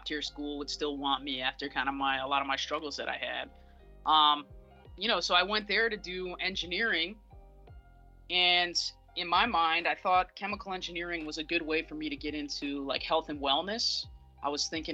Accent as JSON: {"language": "English", "region": "Northern Virginia", "country": "United States", "also_born_or_lived": "Pittsburgh", "moved": "as an adult", "lives_now": "Providence, United States", "said": "I'm originally from Northern Virginia, just outside of Washington, D.C."}